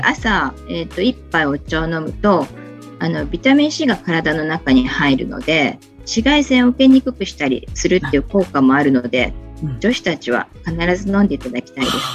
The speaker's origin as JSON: {"language": "Japanese", "region": "Kochi", "country": "Japan", "tie": "born or raised there", "also_born_or_lived": "Tokyo", "said": "生まれも育ちも高知城の近くにあります、現在の茶穂若草園のあるところで、物心ついた時から商いの中で育ちました"}